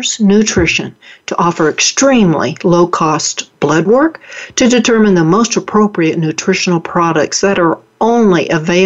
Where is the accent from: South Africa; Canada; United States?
United States; Oklahoma; accent: Oklahoma; moved away; also born or lived in Dallas, Texas; I was born and raised in Oklahoma and went to college in Oklahoma and lived for a year in Dallas. So if my listeners see me falling back into my Oklahoma accent, that is why.